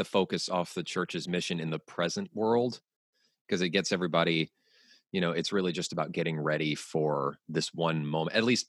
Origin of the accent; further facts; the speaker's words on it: the American South, United States; I'm from the American South.